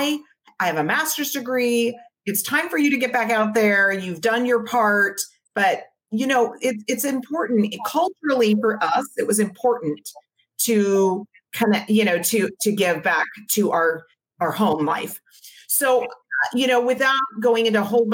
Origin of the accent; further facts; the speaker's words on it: Maui, Hawaii, United States; now in San Diego, United States; My husband and I grew up on Maui